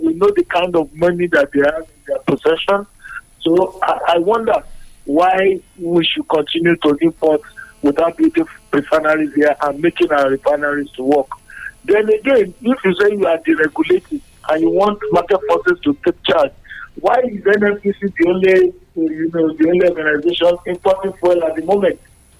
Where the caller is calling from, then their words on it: United States; I'm calling from America.